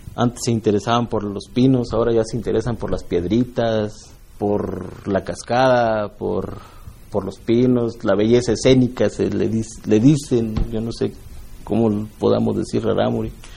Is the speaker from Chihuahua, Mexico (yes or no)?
yes; Norogachi, Chihuahua, Mexico; soy Raramuri, soy de Norogachi